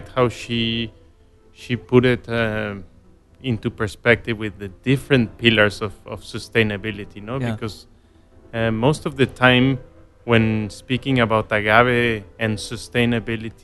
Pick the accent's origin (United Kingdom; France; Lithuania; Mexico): Mexico; Guadalajara, Jalisco; I grew up in Guadalajara. I was born in Guadalajara.